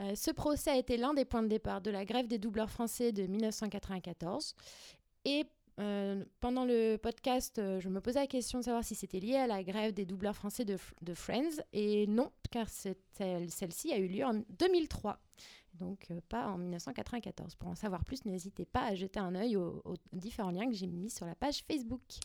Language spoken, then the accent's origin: French; Paris, Île-de-France, France; je suis parisienne